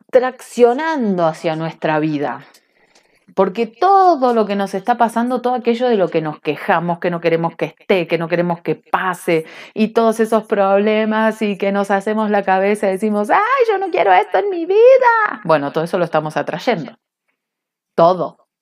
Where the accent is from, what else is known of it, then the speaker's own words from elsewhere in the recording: Cinco Saltos, Río Negro, Argentina; now in Bariloche, Argentina; me crié en un pueblo de brujería, si no buscan cinco saltos brujas, en Google